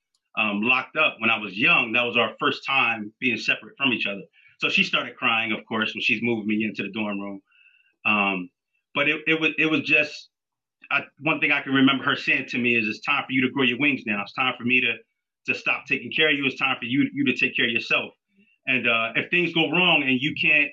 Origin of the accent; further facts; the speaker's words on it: Wilmington, Delaware, United States; also born or lived in Philadelphia, Pennsylvania; I grew up in Wilmington, Delaware, but I was a police officer in Philadelphia